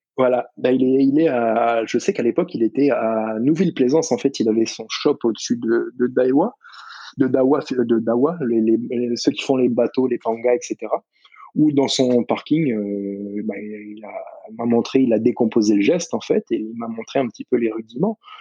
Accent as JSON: {"language": "French", "town": "Nouméa", "region": "South Province", "country": "New Caledonia", "tie": "born or raised there", "said": "toute ma vie, j'ai grandi sur Nouméa"}